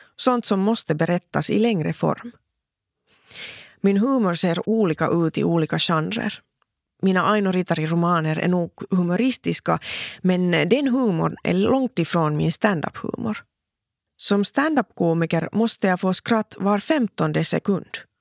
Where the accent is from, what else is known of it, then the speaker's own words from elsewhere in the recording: Laihia, Ostrobothnia, Finland; first language Finnish; Swedish is a second language; also born or lived in Vaasa; Jag föddes i Vasa för 44 år sedan